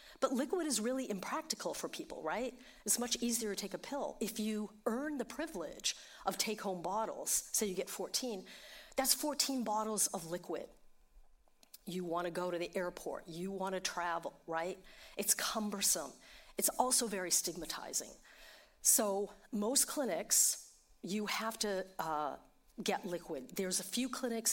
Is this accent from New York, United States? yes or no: yes; New York City, New York, United States; I'm from New York City